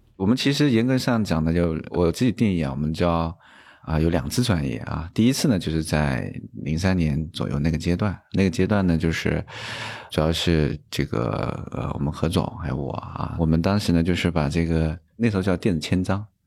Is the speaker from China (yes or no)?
yes; Hangzhou, Zhejiang, China; 因为我是杭州出生，杭州人